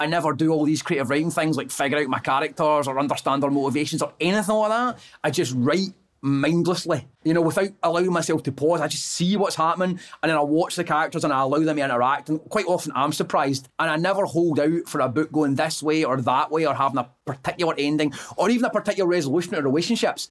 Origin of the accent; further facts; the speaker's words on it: Airdrie, Scotland, United Kingdom; since I was a kid growing up in Airdrie